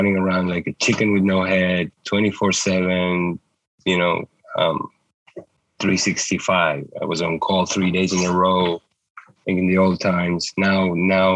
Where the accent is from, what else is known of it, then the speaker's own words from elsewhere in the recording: Uruguay; moved away as an adult; also born or lived in New York; I grew up in Uruguay, where I went to medical school